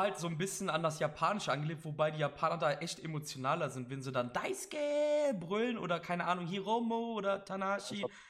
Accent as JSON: {"language": "German", "town": "Cologne", "region": "North Rhine-Westphalia", "country": "Germany", "said": "Ich bin aus Köln"}